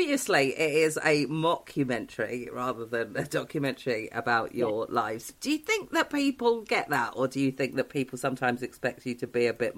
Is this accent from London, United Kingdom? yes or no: no; Newport Pagnell, South East England, United Kingdom; Newport Pagnell.